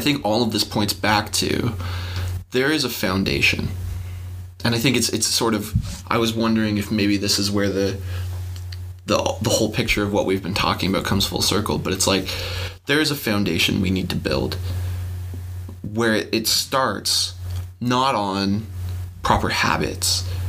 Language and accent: English; Canada; We're Canadian